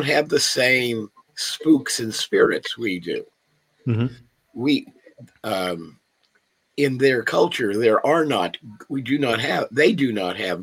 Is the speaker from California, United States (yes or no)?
yes; Los Angeles, California, United States; I grew up here in Los Angeles